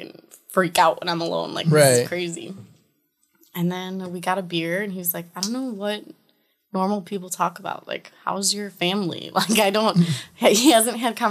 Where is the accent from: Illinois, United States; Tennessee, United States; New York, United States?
Illinois, United States; Chicago; We're both from Chicago